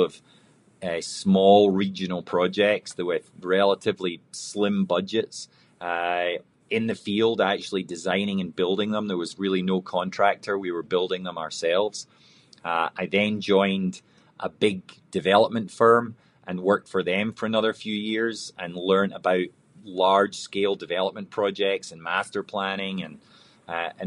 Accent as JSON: {"language": "English", "region": "Scotland", "country": "United Kingdom", "tie": "born or raised there", "moved": "yes", "said": "I was born and raised in Scotland"}